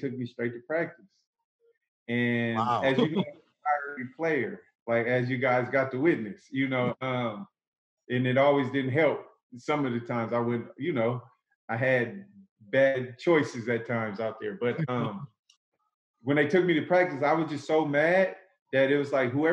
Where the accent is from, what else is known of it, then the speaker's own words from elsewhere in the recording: Oakland, California, United States; I come from Oakland, in Oakland, California. If you know, Oakland is a really rough, tough place to grow up